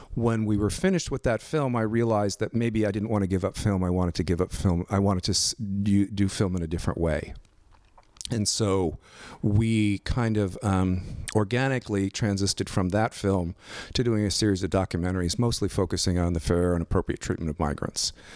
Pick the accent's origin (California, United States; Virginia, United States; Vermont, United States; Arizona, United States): California, United States; Los Angeles; I grew up out in Northridge, out in the valley, and went to Cal State Northridge.